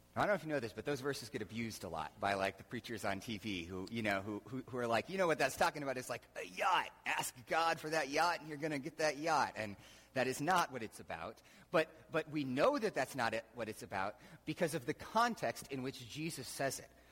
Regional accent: United States; we grew up just in America

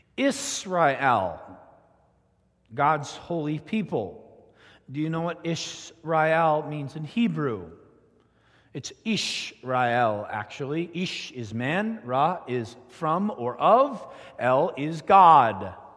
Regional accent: southern Ontario, Canada; moved away; I grew up in Ontario, Canada

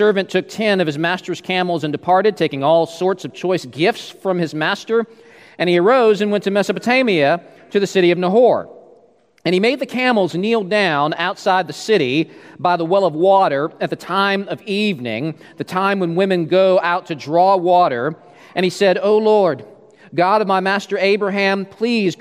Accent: Alaska, United States; moved away as an adult; also born or lived in Alberta; I was from Alaska

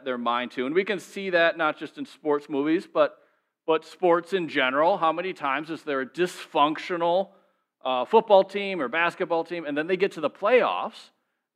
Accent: Minnesota, United States; I'm from Minnesota

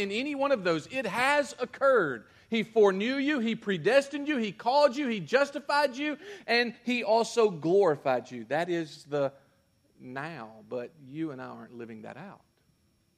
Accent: United States; I'm an American

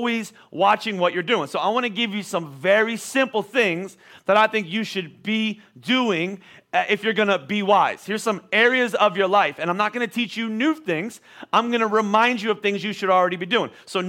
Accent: Boyertown, Pennsylvania, United States; also born or lived in Oklahoma; Not very often did I say Boyertown, Pennsylvania

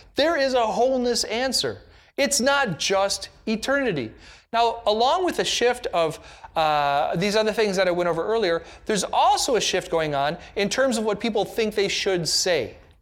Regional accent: United States; an American in the nineteen nineties

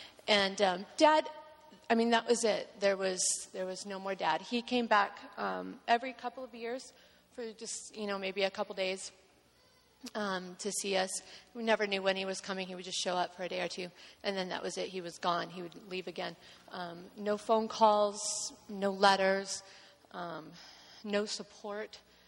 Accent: Hepzibah, Georgia, United States; born there; I was born in Georgia in the small town of Hepzibah. You have to say it with a southern accent, otherwise you don't pronounce it correctly. It's Hepzibah, Georgia.

